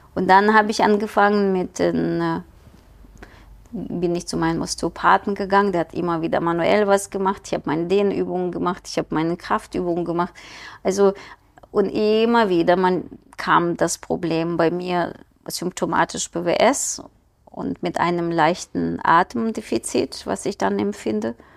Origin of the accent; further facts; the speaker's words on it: Ukraine; German is a second language; moved away as an adult; also born or lived in Kyiv, Ukraine; now in Düsseldorf, Germany; Ich bin geboren in der Ukraine